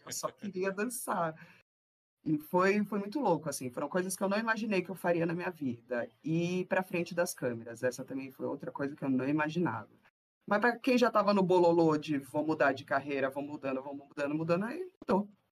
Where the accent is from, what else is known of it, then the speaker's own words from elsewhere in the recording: São Paulo, Brazil; eu nasci lá no, na divisa de São Paulo com Guarulhos, então eu sou bem lá do fundão da Zona Leste de São Miguel Paulista, e fui criada no Itaim Paulista.